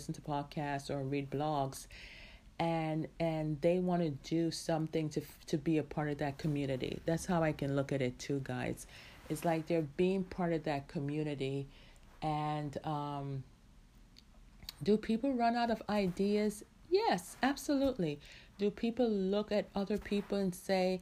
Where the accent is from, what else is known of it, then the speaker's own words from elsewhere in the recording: Jamaica; who's in Jamaica, my hometown